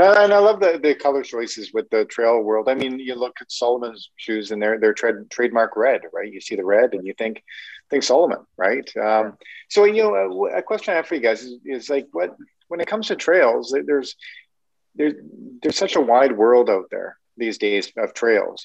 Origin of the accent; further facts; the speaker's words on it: Canada; I'm Canadian